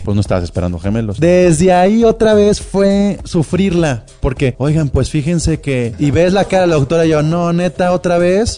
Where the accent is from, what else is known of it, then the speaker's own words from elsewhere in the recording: Guadalajara, Jalisco, Mexico; una sociedad como la tapatía